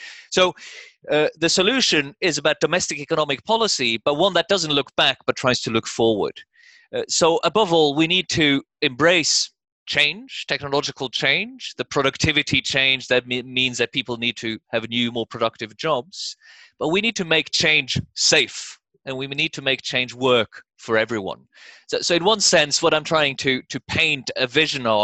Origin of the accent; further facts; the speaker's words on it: Norway; moved away as an adult; also born or lived in United States; When I was growing up in Norway in the 80s